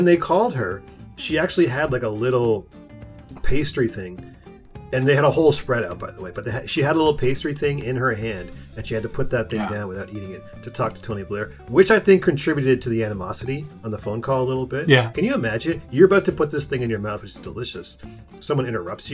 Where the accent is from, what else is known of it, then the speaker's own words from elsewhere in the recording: Toronto, Ontario, Canada; we're from Toronto, and we know what cold tea is